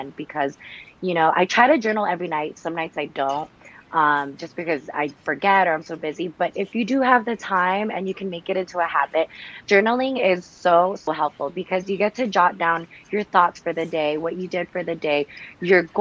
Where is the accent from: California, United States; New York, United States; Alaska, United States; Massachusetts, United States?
California, United States; the Bay Area; I'm still from the Bay.